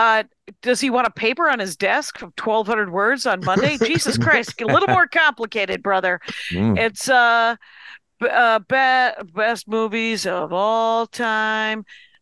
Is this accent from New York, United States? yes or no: no; Wisconsin, United States; I'm from Wisconsin